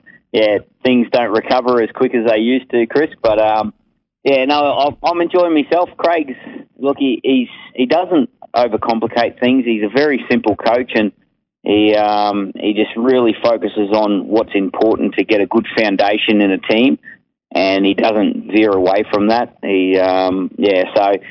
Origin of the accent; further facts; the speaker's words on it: North Queensland, Australia; I grew up in North Queensland and I was always outdoors exercising